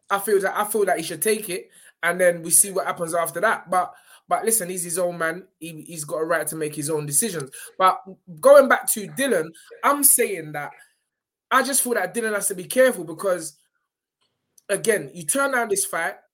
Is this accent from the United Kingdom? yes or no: no; Nigeria; Some Uber money, because you know I'm Nigerian as well.